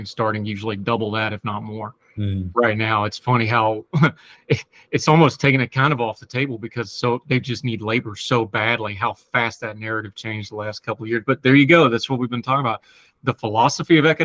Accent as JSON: {"language": "English", "country": "United States", "accent": "hillbilly", "said": "my hillbilly accent"}